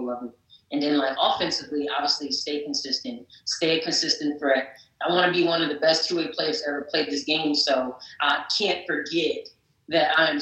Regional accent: North New Jersey, United States; the Prudential Center in North New Jersey, my hometown

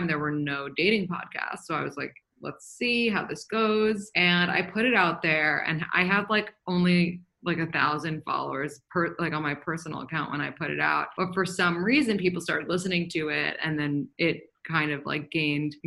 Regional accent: New York City, New York, United States; I'm from New York City

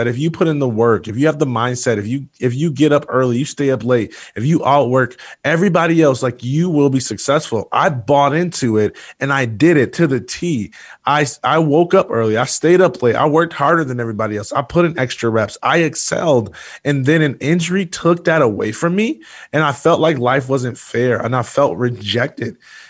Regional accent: Jackson, Michigan, United States; born there; I was born in Jackson, Michigan, and grew up wanting to be a professional athlete

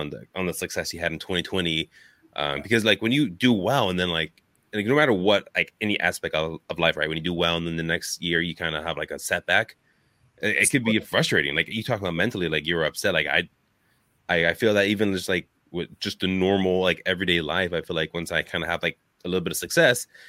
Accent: California, United States; now in Wisconsin, United States; I grew up in California

